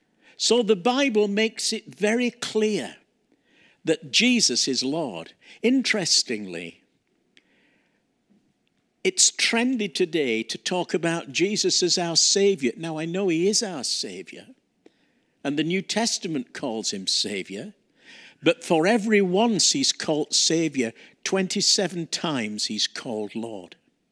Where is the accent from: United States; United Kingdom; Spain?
United Kingdom; Yorkshire and the Humber; Hudson Taylor, who actually was born and brought up in the same city I grew up in Yorkshire, in England